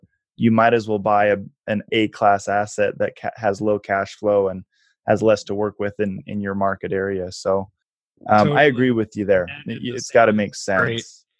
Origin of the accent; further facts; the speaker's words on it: Boise, Idaho, United States; I'm from Boise, Idaho